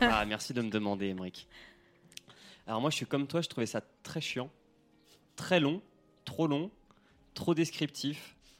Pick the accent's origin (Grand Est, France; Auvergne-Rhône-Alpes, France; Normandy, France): Normandy, France; chez moi en Normandie